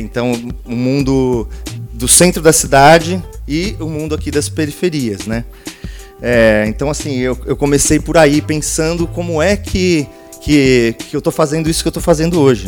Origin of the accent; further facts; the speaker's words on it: Santo André, São Paulo, Brazil; moved away; also born or lived in West Zone, São Paulo; eu nasci em Santo André, ali no ABC Paulista